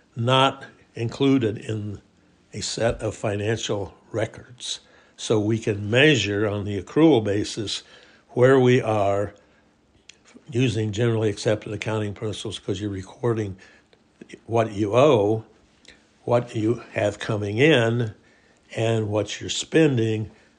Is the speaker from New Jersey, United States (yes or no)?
no; Indianola, Iowa, United States; I come from Iowa. I'm a Depression baby. In Iowa, we had a strange societal system in Indianola, Iowa, which it was called God's Little Acre in the 40s